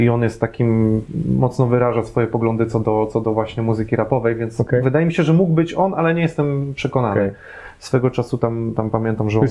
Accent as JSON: {"language": "Polish", "region": "Łódź Voivodeship", "country": "Poland", "said": "pochodzę z Podłodzi, więc ja pamiętam Łódź"}